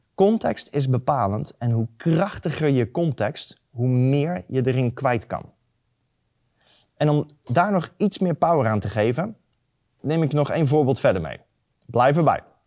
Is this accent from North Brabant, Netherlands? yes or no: yes; near Eindhoven, North Brabant, Netherlands; ik kom uit de buurt van Eindhoven